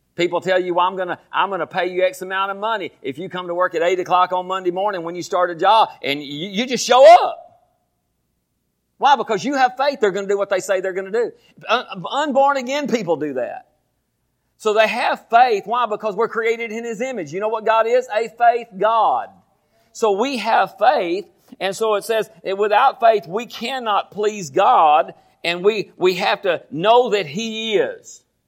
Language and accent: English; Groesbeck, Texas, United States; I was born here in Groesbeck